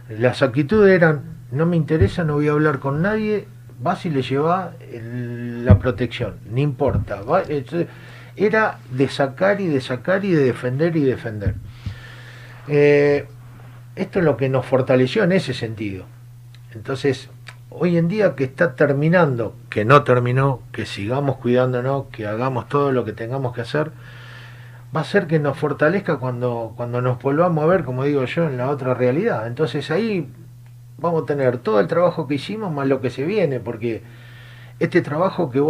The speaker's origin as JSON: {"language": "Spanish", "town": "San Lorenzo", "region": "Santa Fe", "country": "Argentina", "said": "tengo la misma sensación que hoy cuando escuché, porque soy de San Lorenzo, que la legislatura nos devolvió la ley."}